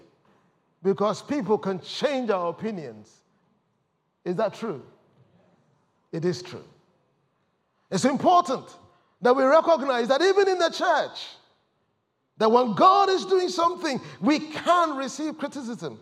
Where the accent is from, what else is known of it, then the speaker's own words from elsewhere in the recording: Ghana; moved away as an adult; also born or lived in Ipswich, United Kingdom; now in United Kingdom; I come from Ghana